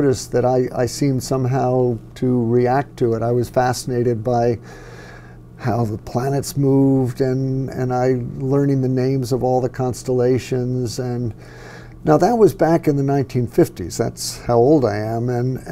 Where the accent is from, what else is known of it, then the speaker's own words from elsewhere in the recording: United States; also born or lived in New York City; I was born in New York City and lived there for the first 7 years. Then we moved up to the suburbs, but frequently went back into the city.